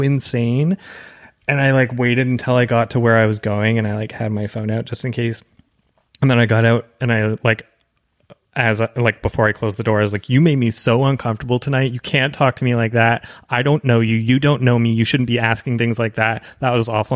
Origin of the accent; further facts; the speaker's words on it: Canada; moved away as an adult; also born or lived in Toronto, Canada; now in Los Angeles, United States; as a Canadian